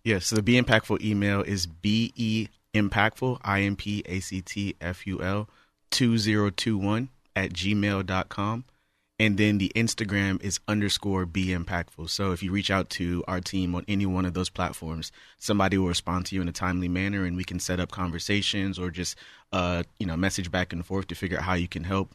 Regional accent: Charleston, South Carolina, United States; now in Houston, United States; I'm originally from Charleston, South Carolina

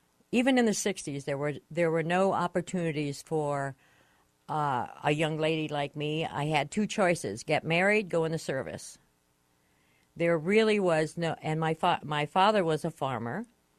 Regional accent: Michigan, United States; moved away as an adult; now in California, United States; we came down here from Michigan

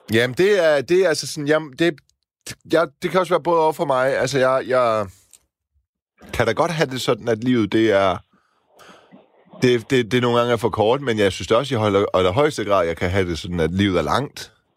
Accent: Silkeborg, Central Denmark Region, Denmark; also born or lived in Horsens; now in Copenhagen, Denmark; Jeg kommer ikke helt fra landet. Jeg kommer fra Silkeborg

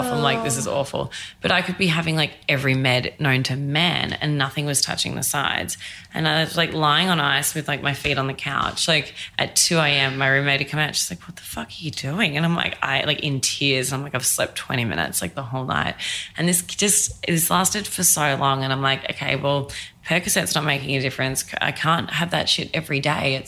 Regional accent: Australia; moved away as an adult; now in New York, United States; I'm Australian.

